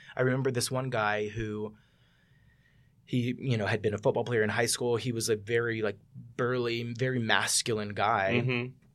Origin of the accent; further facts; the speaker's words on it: Mississippi, United States; I'm from Mississippi